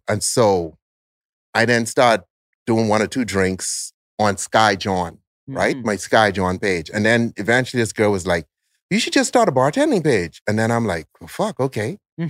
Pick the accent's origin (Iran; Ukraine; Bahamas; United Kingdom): Bahamas